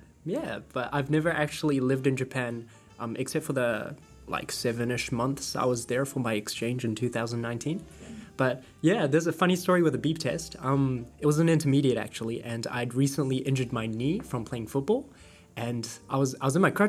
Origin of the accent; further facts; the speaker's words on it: New Zealand; I was born in New Zealand.